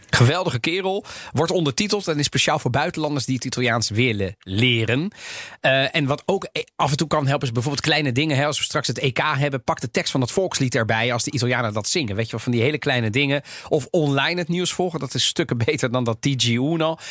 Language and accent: Dutch; Netherlands; also born or lived in Sardinia (family origin); Ik ben opgegroeid in Nederland